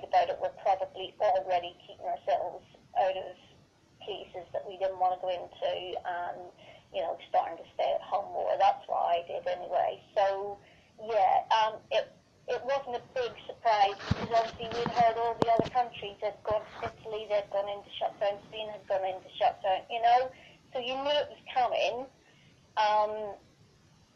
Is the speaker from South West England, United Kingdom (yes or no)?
no; Northern Ireland, United Kingdom; I'm from Northern Ireland